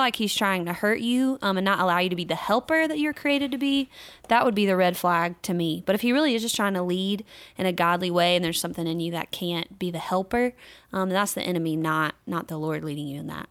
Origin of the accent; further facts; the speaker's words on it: North Carolina, United States; my home state of North Carolina